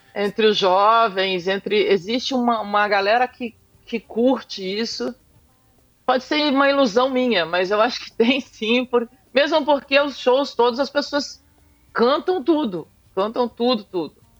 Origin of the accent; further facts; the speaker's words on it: Araguaia River, Mato Grosso, Brazil; eu sou mato-grossense, sou do Rio Araguaia.